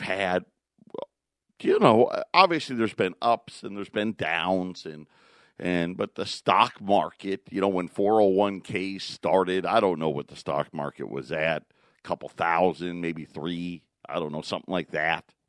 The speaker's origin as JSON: {"language": "English", "town": "Syracuse", "region": "New York", "country": "United States", "tie": "born or raised there", "said": "I grew up in Syracuse"}